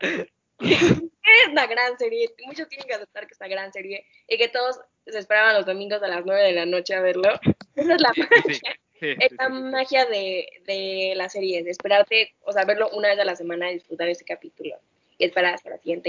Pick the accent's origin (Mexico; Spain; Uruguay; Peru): Mexico; está bonito ser mexicano